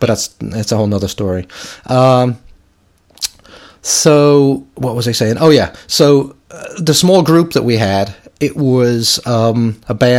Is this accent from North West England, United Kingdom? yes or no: yes; suburb of Liverpool, North West England, United Kingdom; now in Chicago, United States; I'm from a suburb of Liverpool. I'm not actually from Liverpool proper